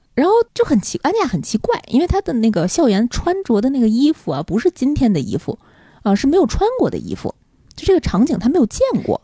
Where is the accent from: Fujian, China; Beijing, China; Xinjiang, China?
Beijing, China; 作为一个北京人。你有没有觉得自己特别有优越感？